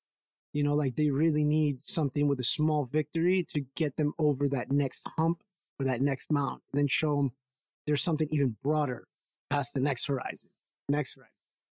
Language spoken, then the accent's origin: English; Brockton, Massachusetts, United States; But where I grew up in Brockton, Mass, primarily, because I moved around a lot, that's where I feel like I got my gusto from